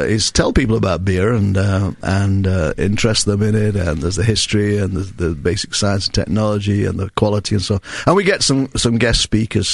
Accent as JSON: {"language": "English", "region": "England", "country": "United Kingdom", "moved": "as an adult", "lives_now": "United States"}